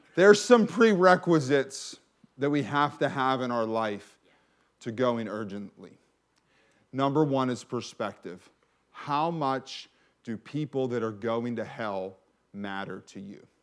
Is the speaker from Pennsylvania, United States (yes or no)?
yes; McKeesport, Pennsylvania, United States; I grew up in McKeesport